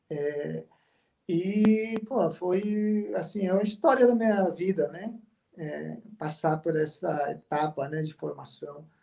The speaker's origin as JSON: {"language": "Portuguese", "town": "Cuiabá", "region": "Mato Grosso", "country": "Brazil", "tie": "born or raised there", "said": "Sim, eu cresci, cresci aqui, cresci aqui, cresci em Cuiabá"}